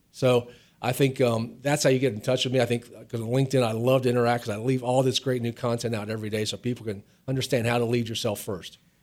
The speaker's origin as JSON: {"language": "English", "area": "outside of Cincinnati", "region": "Ohio", "country": "United States", "tie": "born or raised there", "also_born_or_lived": "Virginia", "moved": "yes", "said": "I grew up outside of Cincinnati, Ohio, a small town."}